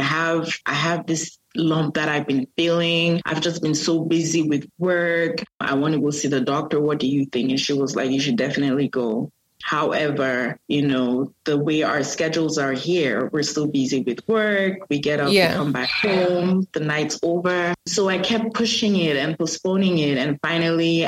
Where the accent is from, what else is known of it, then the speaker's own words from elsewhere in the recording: Cameroon; now in North Carolina, United States; born and raised in Cameroon. I currently reside in the U.S. I am in North Carolina